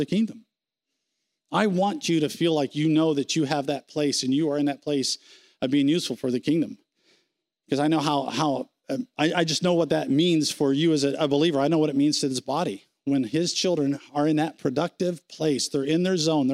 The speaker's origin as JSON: {"language": "English", "country": "United States", "said": "We're American"}